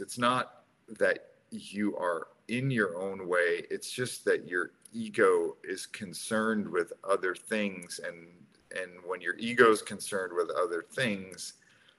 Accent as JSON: {"language": "English", "region": "New York", "country": "United States", "tie": "born or raised there", "said": "we grew up in New York"}